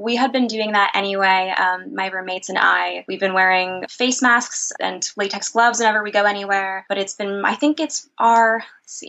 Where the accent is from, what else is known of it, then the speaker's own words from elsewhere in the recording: New York City, New York, United States; I'm from New York City.